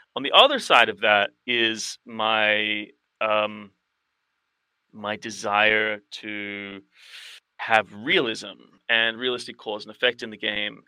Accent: Sydney, New South Wales, Australia; the role playing community that I grew up with in Sydney in the '90s

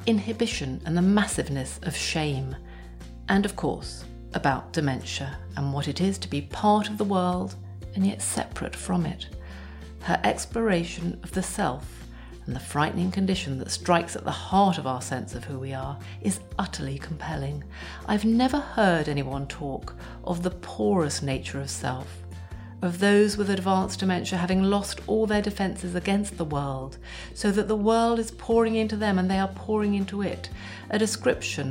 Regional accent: England, United Kingdom; I'm English

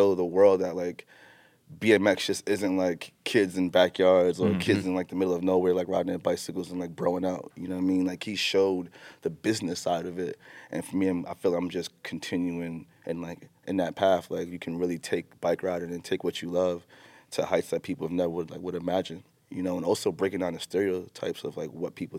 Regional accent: New York City, New York, United States; Growing up in Jamaica, Queens

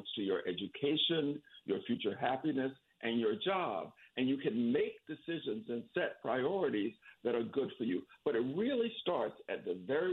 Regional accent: Florida panhandle, United States; I was raised in the Florida panhandle in a rural area where there was no money at all

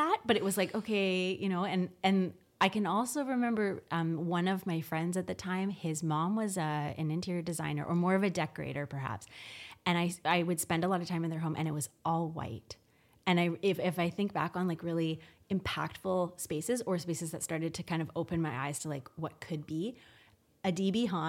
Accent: Victoria, British Columbia, Canada; also born or lived in Newfoundland / Toronto; So I was born in Newfoundland, but I moved to Victoria when I was only 3 months old. My dad was in the military and he was posted and we lived on the base. And then I grew up in Victoria until I kind of left to go to university in Toronto.

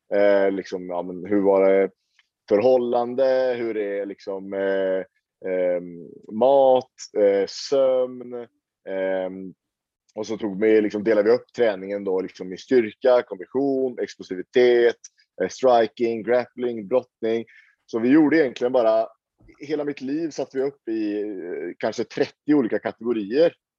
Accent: Sweden; now in Oslo, Norway; har jag mina rötter i Sverige. Jag är ju svensk

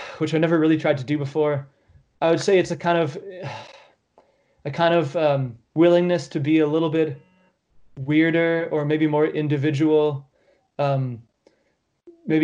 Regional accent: Canada; as a Canadian

